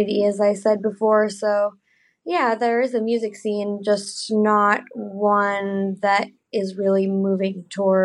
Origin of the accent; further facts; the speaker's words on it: Nevada City, California, United States; now in Los Angeles, United States; My hometown is called Nevada City